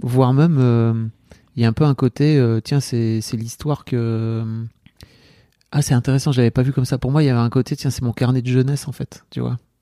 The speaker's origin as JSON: {"language": "French", "region": "the North", "country": "France", "tie": "born or raised there", "said": "J'ai grandi dans le Nord."}